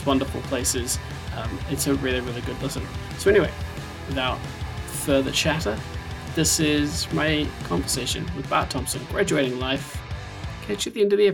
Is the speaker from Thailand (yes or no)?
no; New Zealand; now in Scotland; I'm from New Zealand originally